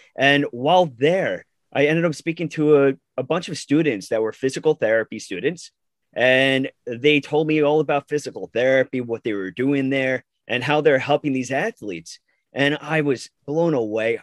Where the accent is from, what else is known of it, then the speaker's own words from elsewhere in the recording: Long Island, New York, United States; I am from Long Island, New York